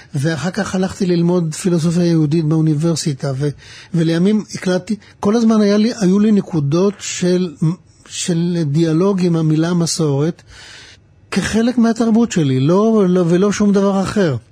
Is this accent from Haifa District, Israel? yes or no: yes; Pardes Hanna-Karkur, Haifa District, Israel; also born or lived in Mishmarot; אני נולדתי במשמרות, וגדלתי בפרדס חנה